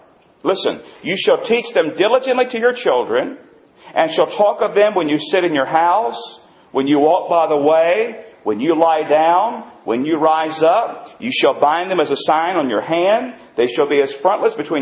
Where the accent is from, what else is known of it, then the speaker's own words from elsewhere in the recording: North Carolina, United States; I was born in North Carolina. I was raised in North Carolina